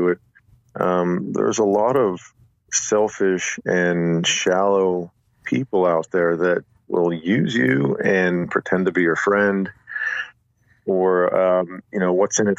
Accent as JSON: {"language": "English", "town": "Pittsburgh", "region": "Pennsylvania", "country": "United States", "moved": "as an adult", "lives_now": "Nashville, United States", "said": "I'm an East Coast guy. I'm from Pittsburgh"}